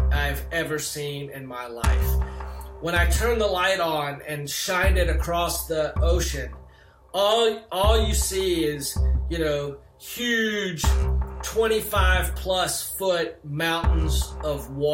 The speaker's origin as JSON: {"language": "English", "town": "Lancaster", "region": "South Carolina", "country": "United States", "tie": "born or raised there", "moved": "yes", "said": "In my hometown, I mean, it's a very cotton mill town, you know. I think when I was growing up, there were probably 12 stoplights in the town"}